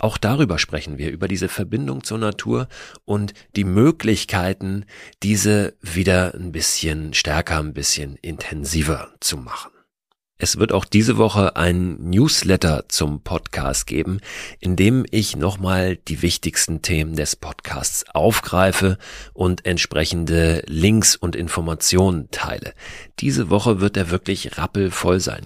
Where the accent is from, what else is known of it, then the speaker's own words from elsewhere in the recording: Hamburg, Germany; also born or lived in West Berlin; Ich komme aus Hamburg